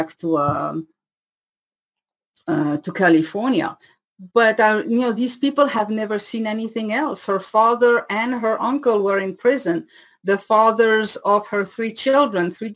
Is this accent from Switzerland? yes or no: yes; Switzerland; accent: French from Switzerland, half Indian; first language French; English is a second language; moved away as an adult; also born or lived in Paris, France / India; now in United States; growing up in Switzerland